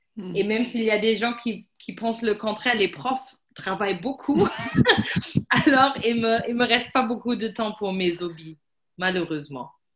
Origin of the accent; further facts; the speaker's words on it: Germany; French is a second language; also born or lived in Paris, France; moi je suis allemande